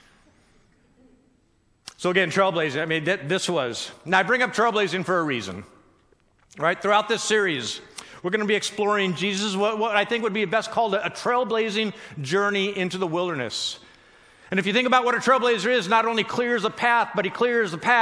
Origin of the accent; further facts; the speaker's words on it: Southern California, United States; moved away; I grew up in Southern California, not necessarily concrete jungle of New York City